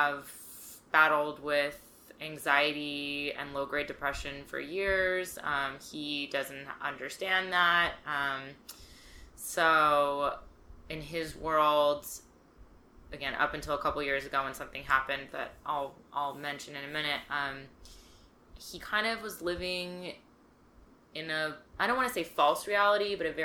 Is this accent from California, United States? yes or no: yes; California, United States; I grew up in California.